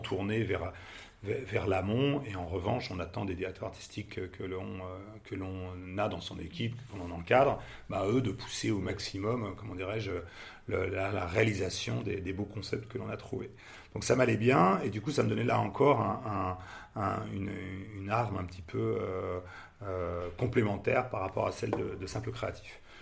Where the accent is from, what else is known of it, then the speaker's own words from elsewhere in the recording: Paris, Île-de-France, France; moved away as an adult; now in Nantes, France; je viens de Paris